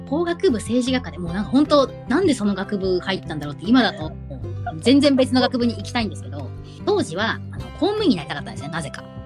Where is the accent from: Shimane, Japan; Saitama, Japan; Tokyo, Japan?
Saitama, Japan; 日本生まれ、はい、日本育ち埼玉県出身